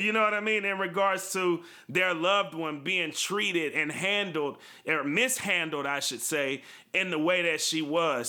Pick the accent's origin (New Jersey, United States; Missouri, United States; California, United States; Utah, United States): California, United States; Bay Area; you and I grew up in the Bay Area